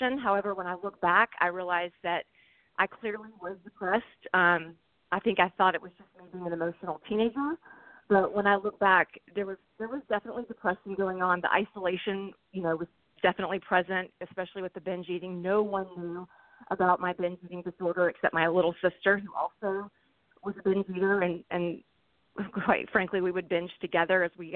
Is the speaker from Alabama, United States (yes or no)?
yes; Alabama, United States; also born or lived in St. Louis area; now in St. Louis, United States; I live in the St. Louis area, but I'm originally from Alabama